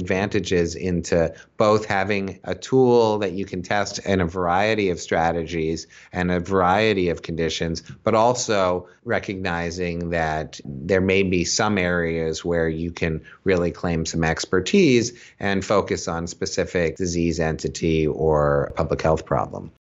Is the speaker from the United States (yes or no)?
yes; Boston, Massachusetts, United States; now in Philadelphia, United States; I live in Philadelphia. I'm from Boston originally